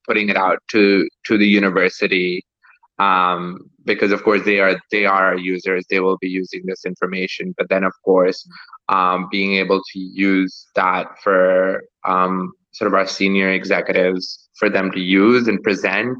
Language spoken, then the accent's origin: English; Pakistan; moved away; I'm originally from Pakistan